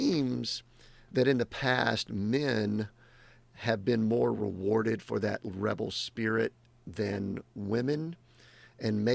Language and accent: English; the South, United States; I grew up in the South too